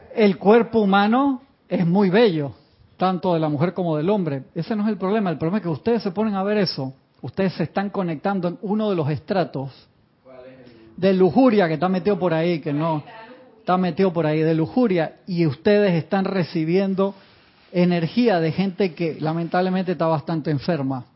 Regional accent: Uruguay; moved away; yo nací en Uruguay

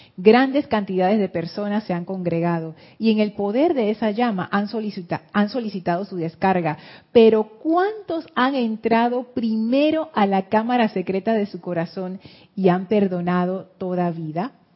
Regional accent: Panama; eso nos marcó a nosotros como panameños

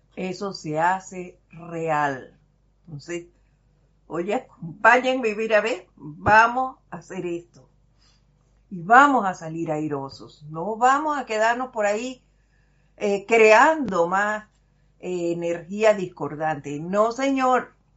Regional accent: Panama; Los panameños sí, somos cascaritas de fuego

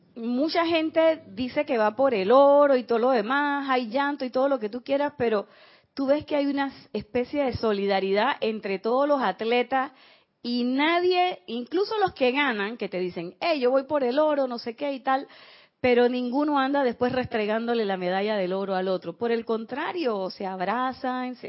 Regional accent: Panama; como decimos aquí en Panamá

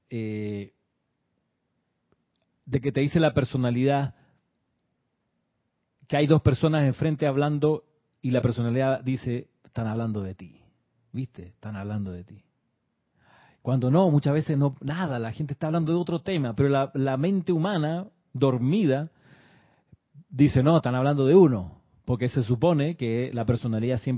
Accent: Chile; accent: Chilean; la persona escuchaba mi acento chileno, hoy no es tan chileno, según me, decía una persona, pero bueno, en ese entonces, muchos años atrás, mi acento era más obviamente chileno.

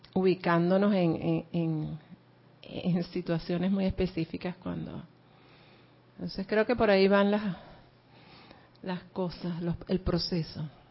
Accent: Venezuela; moved away; yo nací en un pueblito por allá de Venezuela donde, bueno, e, era un campo petrolero, pero es un pueblito

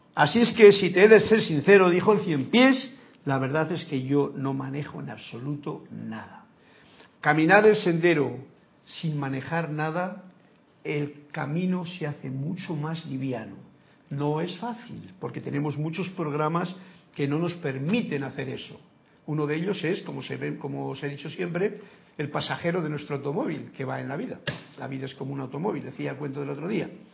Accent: Spain; Soy español

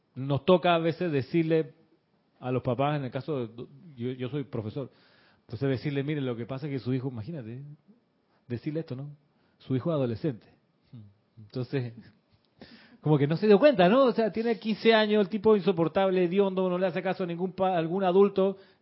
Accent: Chile; el colegio donde yo me crié eh, en Chile

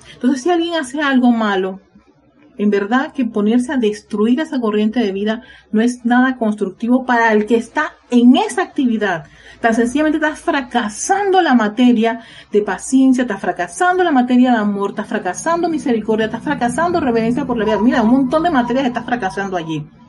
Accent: Panama; en mi país, en Panamá

